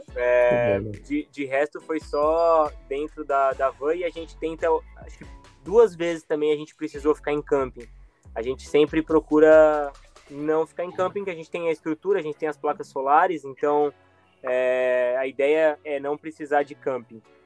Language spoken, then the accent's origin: Portuguese; Brazil; moved away as an adult; a gente somos brasileiros